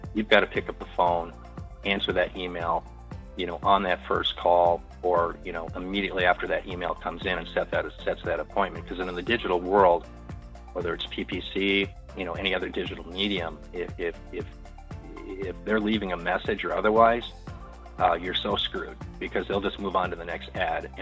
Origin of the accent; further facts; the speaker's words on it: Superior, Wisconsin, United States; also born or lived in Duluth, Minnesota; I grew up in Superior, Wisconsin, and went to University of Minnesota Duluth for my undergrad.